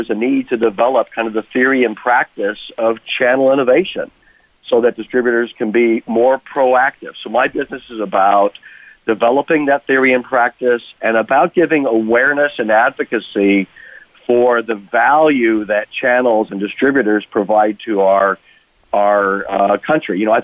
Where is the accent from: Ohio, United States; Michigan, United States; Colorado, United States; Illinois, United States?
Colorado, United States; Colorado Springs; my hometown of Colorado Springs